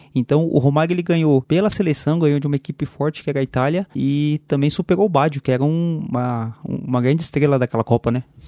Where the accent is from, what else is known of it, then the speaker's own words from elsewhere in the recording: São Paulo, Brazil; a gente é paulista aqui, né? A gente é de São Paulo